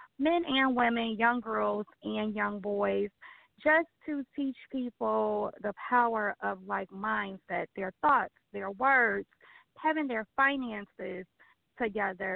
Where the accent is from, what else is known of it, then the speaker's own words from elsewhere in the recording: Chicago, Illinois, United States; I'm born and raised in Chicago, Illinois